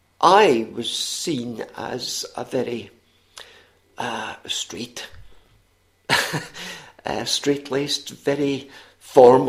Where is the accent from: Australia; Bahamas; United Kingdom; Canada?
United Kingdom; Scotland; accent: Scottish; also born or lived in Missoula, Montana; my Scottish accent was a sort of passport to so many places and people